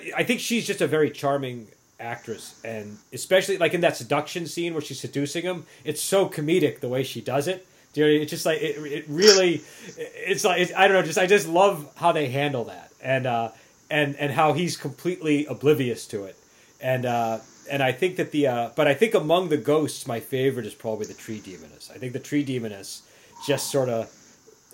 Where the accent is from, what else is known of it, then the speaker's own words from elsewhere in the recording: New England, United States; accent: New England; my New English accent